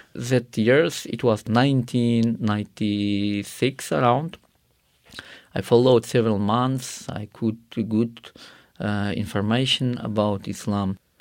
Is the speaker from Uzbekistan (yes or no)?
yes; Karakalpakstan, Uzbekistan; English is a second language; I grew up in Karakal, Pakistan, where it is, uh, one of Muslim country